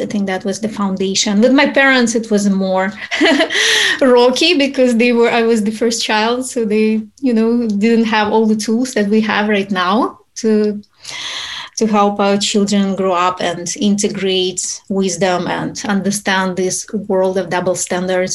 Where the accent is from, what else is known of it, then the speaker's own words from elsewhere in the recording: Ukraine; moved away as an adult; also born or lived in Utah; now in United States; I'm originally from Ukraine. I moved to United States when I was an adult already.